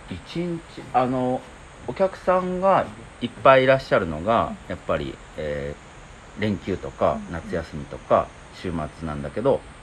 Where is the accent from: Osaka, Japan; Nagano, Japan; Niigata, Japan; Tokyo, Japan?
Nagano, Japan; Iida; moved away as an adult; now in Nakagawa, Japan; 僕飯田出身なんですけど戻ってきたんですけど